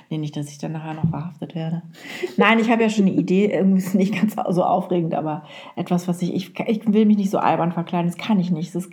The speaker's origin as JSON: {"language": "German", "region": "Lower Saxony", "country": "Germany", "said": "Anna hat mich nämlich eingeladen zu einer Karnevalsfeier und ich als Ostfriesin."}